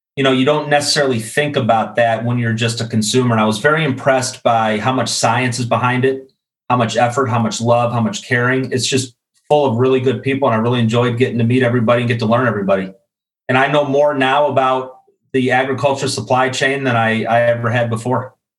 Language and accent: English; Chicago, Illinois, United States; moved away as an adult; also born or lived in Iowa City, Iowa; now in Atlanta, United States; Originally from Chicago. I grew up in the Midwest, went to school actually at the University of Iowa, now living down in Atlanta.